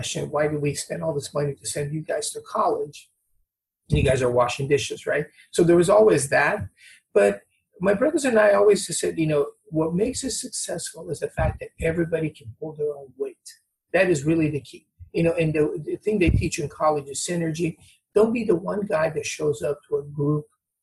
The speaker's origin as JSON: {"language": "English", "country": "Brazil", "also_born_or_lived": "Newport Beach", "moved": "yes", "said": "I'm from Brazil."}